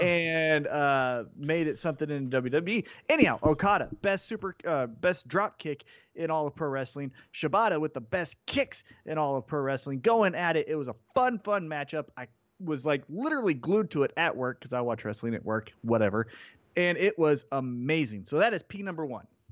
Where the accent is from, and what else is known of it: Kansas City, United States; born or raised there